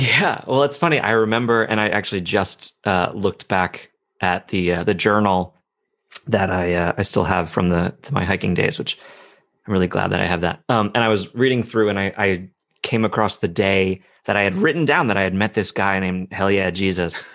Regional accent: New Jersey, United States; moved away as an adult; now in Chicago, United States; growing up in New Jersey

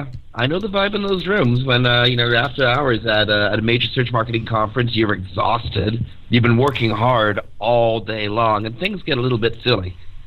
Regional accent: Ireland; I'm Irish, I know, yeah.

